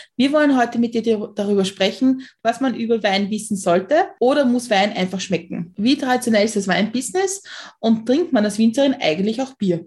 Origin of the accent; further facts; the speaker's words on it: Austria; ich bin auch in Österreich aufgewachsen